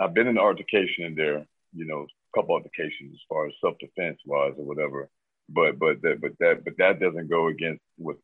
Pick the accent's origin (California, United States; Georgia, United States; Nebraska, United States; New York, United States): Georgia, United States; Marietta; I'm from Marietta, Georgia, Cobb County.